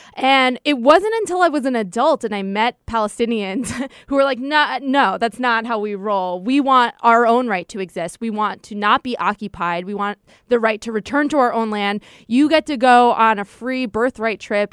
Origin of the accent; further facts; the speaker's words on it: United States; a Jew growing up in America